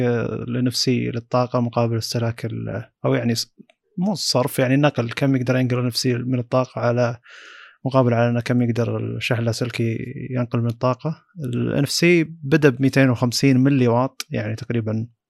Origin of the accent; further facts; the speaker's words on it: Saudi Arabia; عندنا في السعوديه